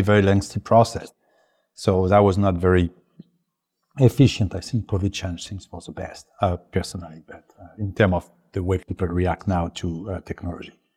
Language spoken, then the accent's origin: English; France; English is a second language; now in United States; I'm originally French, uh, English is not my first language